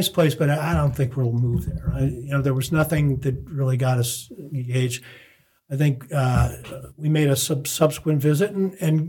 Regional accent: Connecticut, United States; also born or lived in Cary, North Carolina / Ohio / New Jersey / Belgium; now in New Bern, United States; I grew up in Connecticut

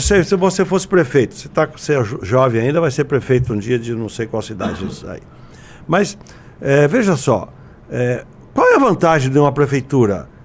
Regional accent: Araras, São Paulo, Brazil; also born or lived in Jaboticabal; minha Araras, que eu sou de lá, minha terra natal

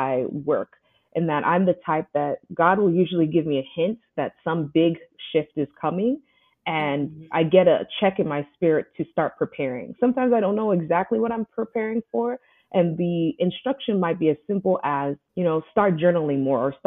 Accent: Houston, Texas, United States; moved away as an adult; also born or lived in upstate New York; I moved from upstate New York back to my hometown, Houston

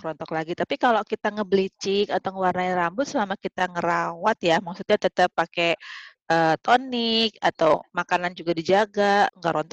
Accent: Jakarta, Indonesia; also born or lived in Aceh / Bandung; Lahir di Aceh, terus gue kelas 4 SD pindah ke Jakarta besar hmm? Jakarta, kuliah di Bandung.

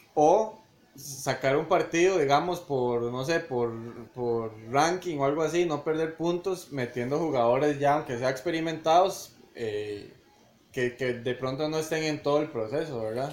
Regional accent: Costa Rica; uno como tico

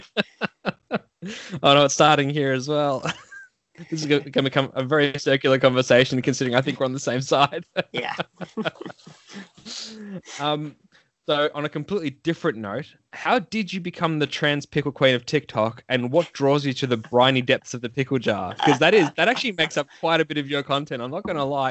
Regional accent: Melbourne, Victoria, Australia; I'm from Melbourne. I'm from literally like the the city of wankers

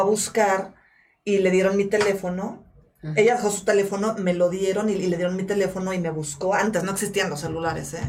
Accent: Mexico; yo nací acá y yo soy mexicana

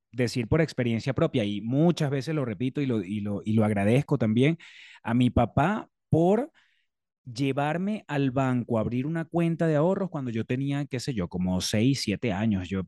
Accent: Maracay, Aragua, Venezuela; Yo soy de Maracay. De, orgullosamente dividida mi infancia entre

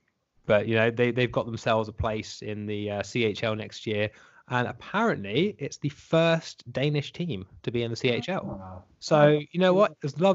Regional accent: United Kingdom; given that we are in Britain and we are British.

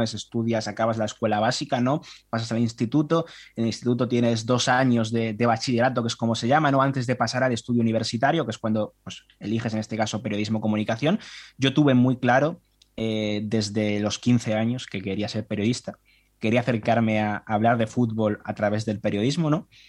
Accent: Spain; como español y consumidor habitual de prensa

